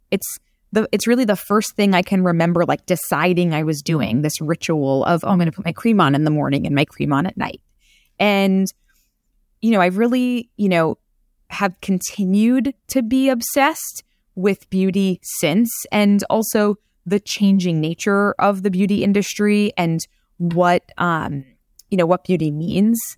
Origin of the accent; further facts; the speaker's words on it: New York City, New York, United States; I'm from Queens